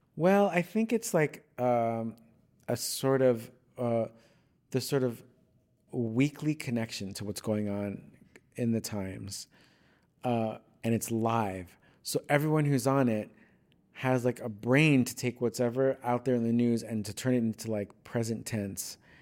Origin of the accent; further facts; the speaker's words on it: Long Island, New York, United States; moved away as an adult; now in Los Angeles, United States; I grew up on Long Island, New York